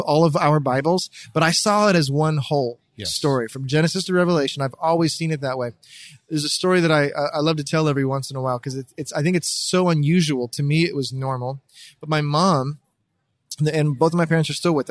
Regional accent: Pittsburgh, Pennsylvania, United States; I grew up in Pittsburgh, Pennsylvania, in a Christian family.

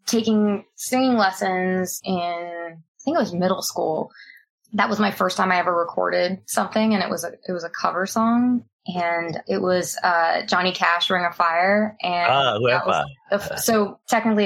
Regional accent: Phoenix, Arizona, United States; also born or lived in upstate New York; Born in New York, but raised in Arizona

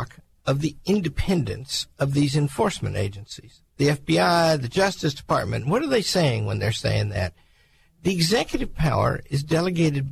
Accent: Arkansas, United States; I grew up in Arkansas.

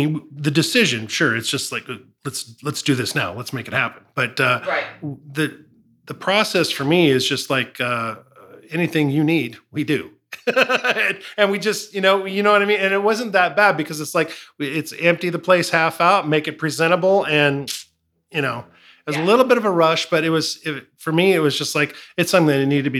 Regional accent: California, United States; also born or lived in Felton; born and raised in California

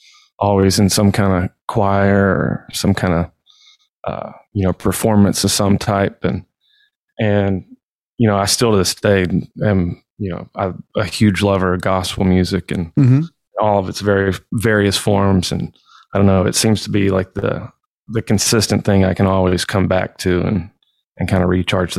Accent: Athens, Alabama, United States; now in Nashville, United States; I'm from Athens, Alabama.

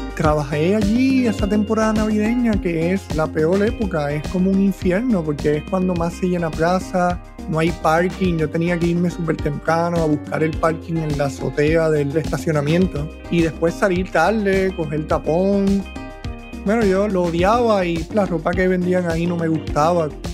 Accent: Puerto Rico; moved away as an adult; Yo también me fui de Puerto Rico en dos mil veinte

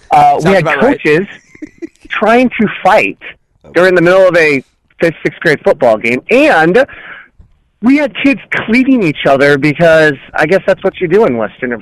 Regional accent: South Korea; born there; tell I'm Asian. Like, I was born in Korea. You can tell I'm Asian.

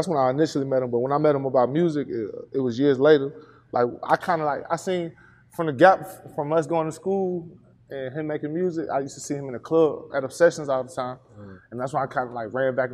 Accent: Atlanta, Georgia, United States; also born or lived in Snellville, Georgia; I'm from Memorial Drive. I'm from East Atlanta.

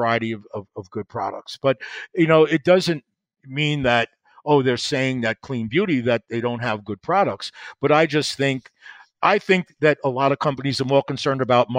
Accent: New York City, New York, United States; I'm from Brooklyn.

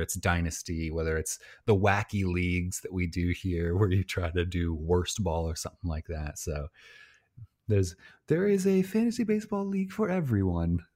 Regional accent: Illinois, United States; I'm from Illinois

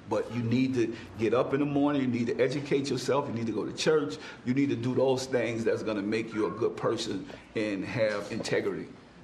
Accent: New Orleans, Louisiana, United States; moved away as an adult; also born or lived in California; I said, I'm from New Orleans.

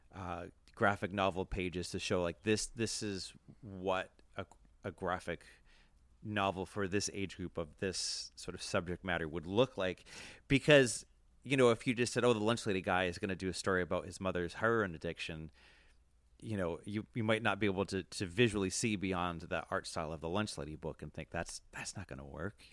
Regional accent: Worcester, Massachusetts, United States; I grew up in Worcester, Mass.

